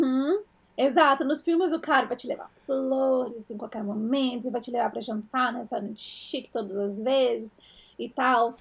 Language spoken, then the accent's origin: Portuguese; Brazil; moved away as an adult; now in United States; a gente cresceu no Brasil